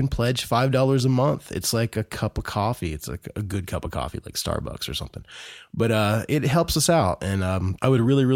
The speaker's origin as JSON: {"language": "English", "region": "Indiana", "country": "United States", "tie": "born or raised there", "said": "Growing up in Indiana, there's quite a Christian hardcore metal scene in Indiana"}